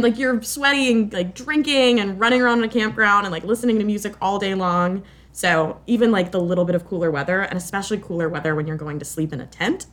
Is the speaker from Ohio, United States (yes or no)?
no; Florida, United States; I am from Florida